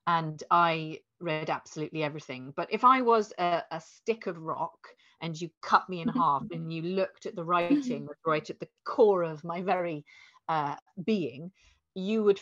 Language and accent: English; Hertfordshire, East of England, United Kingdom; also born or lived in London; I must have been like 7 or 8 when I moved from London to a little village. And I didn't know it at the time, but my dad had gone bankrupt and we did a runner. We left a rental property and just ran. And ended up in this very cheap farmhouse in the middle of Hertfordshire